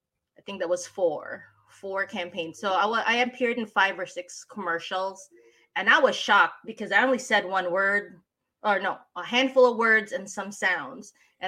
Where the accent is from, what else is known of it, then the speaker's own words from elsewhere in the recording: Philippines; accent: Tagalog; first language Tagalog; English is a second language; I've noticed that when I'm tired and I'm not really focused on how to speak English, my Tagalog accent comes out.